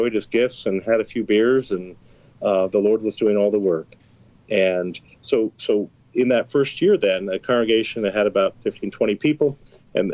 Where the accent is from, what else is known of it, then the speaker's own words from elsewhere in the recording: Topeka, Kansas, United States; also born or lived in Basehor, Kansas; I'm born and raised in Topeka